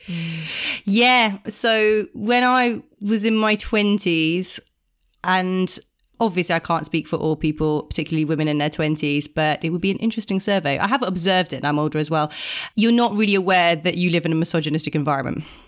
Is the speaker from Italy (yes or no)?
yes; Italy; growing up in Italian culture